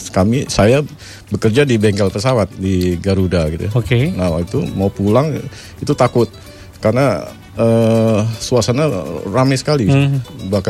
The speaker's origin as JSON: {"language": "Indonesian", "region": "Jakarta", "country": "Indonesia", "tie": "born there", "said": "saya lahir di Jakarta saya istilahnya Islam abangan ya"}